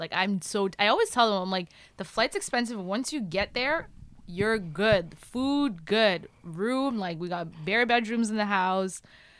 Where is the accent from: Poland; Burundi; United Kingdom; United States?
Burundi; English is a second language; now in Canada; I'm Burundian Canadian, but I identify so much with my roots.